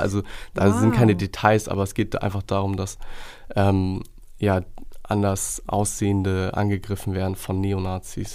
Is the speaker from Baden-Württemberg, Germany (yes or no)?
no; Hamburg, Germany; bin gebürtiger Hamburger und halb Deutsch, halb Gambianer, also väterlicherseits Gambianer